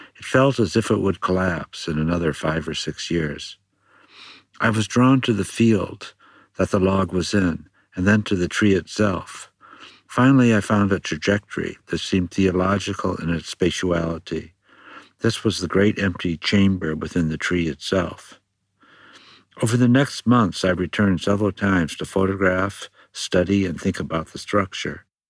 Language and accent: English; California, United States; my home state of California